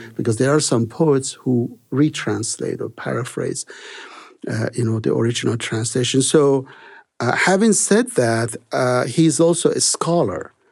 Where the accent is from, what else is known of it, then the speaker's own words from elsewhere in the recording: Iran; moved away as an adult; also born or lived in Salt Lake City, United States; I was born in Iran, and, uh, Persian is the main language in that country